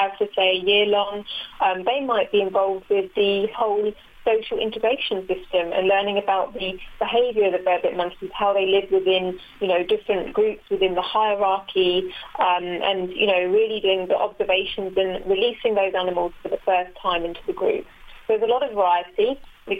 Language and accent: English; England, United Kingdom; moved away as an adult; now in South Africa; I'm from England